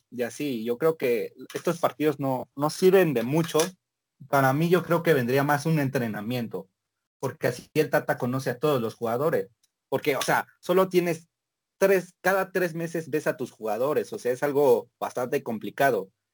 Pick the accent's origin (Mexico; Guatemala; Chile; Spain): Mexico; así somos los mexicanos